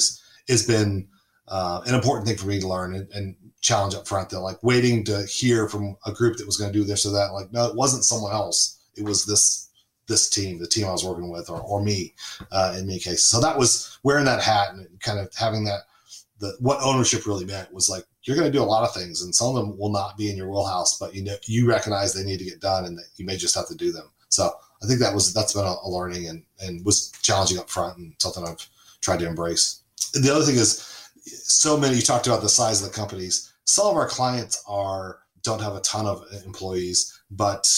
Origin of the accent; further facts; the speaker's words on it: Southern California, United States; moved away as an adult; also born or lived in Charlotte, North Carolina; I grew up in Southern California